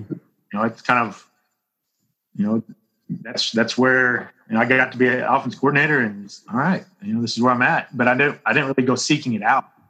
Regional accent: Bryan, Texas, United States; I grew up in Bryan, played football, baseball, and basketball in high school there.

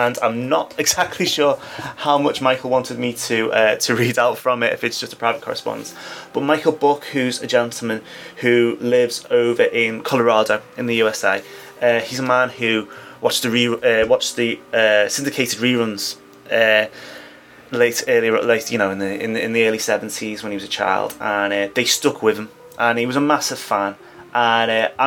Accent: United Kingdom; Being British

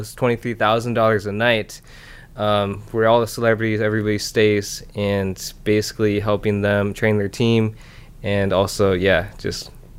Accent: Iowa, United States; also born or lived in Busan, South Korea; I was adopted by my parents in the States, so I grew up in Iowa.

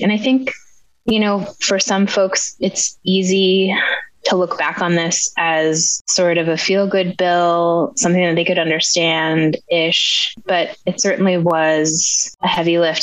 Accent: Bethel, Alaska, United States; I was born and raised here in Bethel, graduated from high school here

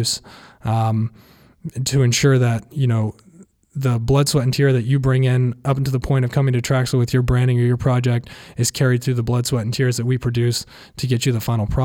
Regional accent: Athens, Ohio, United States; now in Columbus, United States; growing up in Athens

